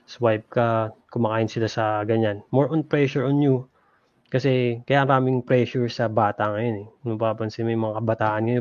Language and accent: Tagalog; Los Angeles, California, United States; born there; Parang born kami dito sa LA.